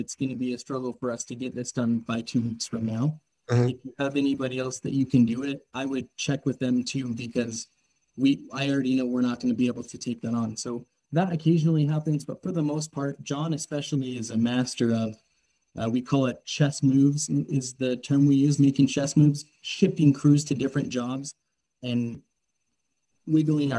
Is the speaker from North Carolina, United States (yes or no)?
no; Tucson, Arizona, United States; I'm from Tucson, Arizona. I grew up there